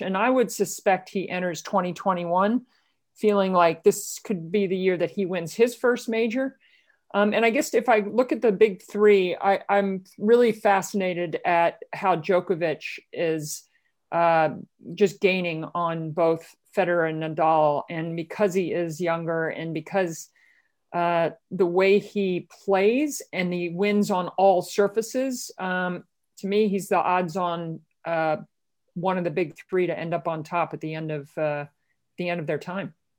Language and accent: English; Baltimore, Maryland, United States; where I grew up in Baltimore